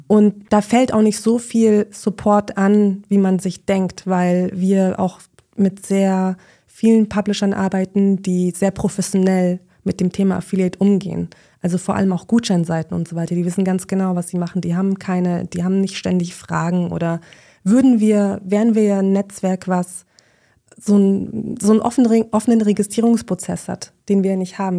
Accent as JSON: {"language": "German", "town": "Munich", "region": "Bavaria", "country": "Germany", "moved": "as an adult", "lives_now": "Berlin, Germany", "said": "ich bin eigentlich Münchnerin"}